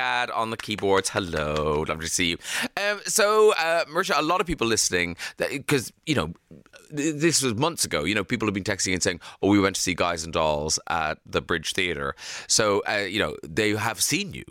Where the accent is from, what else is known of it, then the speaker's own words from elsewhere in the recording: Ireland; We're such an Irish family.